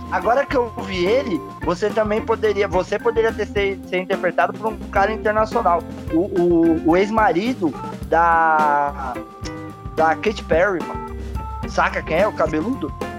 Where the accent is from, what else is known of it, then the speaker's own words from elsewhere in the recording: São Paulo, Brazil; Eu sou paulista